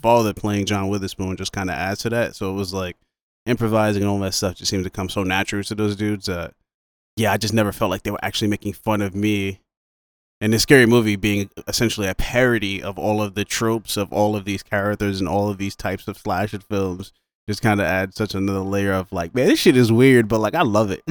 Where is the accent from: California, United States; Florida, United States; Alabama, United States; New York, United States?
New York, United States; I'm from New York. I'm black. I'm black dude from New York